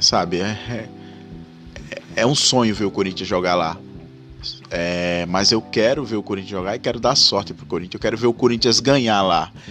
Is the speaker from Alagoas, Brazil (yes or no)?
yes; Rio Largo, Alagoas, Brazil; sou de Rio Largo, Alagoas